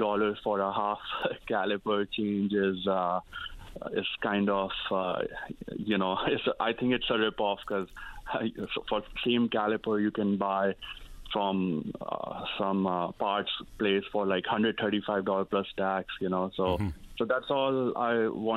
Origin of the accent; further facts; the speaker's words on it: Northeast India, India; moved away as an adult; now in Newfoundland, Canada; I came from Northeast India. I went to I came in 2010. I studied at Memorial University here